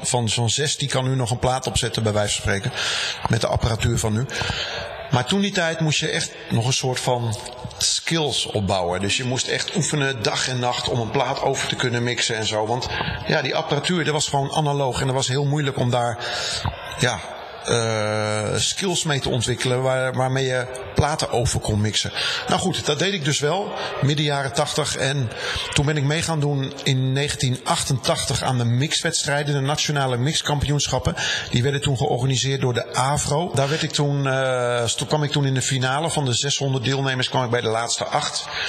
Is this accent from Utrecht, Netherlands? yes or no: yes; Rhenen, Utrecht, Netherlands; ik kom uit de buurt van uh, Veenendaal. Ik ben geboren in Renen. Daar ben ik opgegroeid.